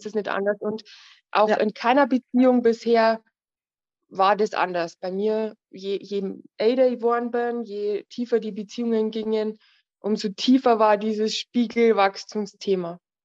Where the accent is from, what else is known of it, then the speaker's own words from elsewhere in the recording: Bavaria, Germany; Ich komme aus Bayern